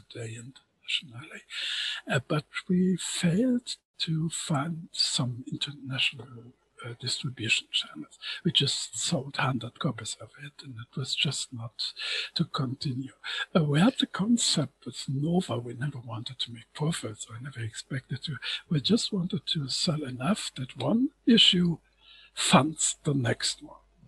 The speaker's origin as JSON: {"language": "English", "country": "Germany", "said": "as a German"}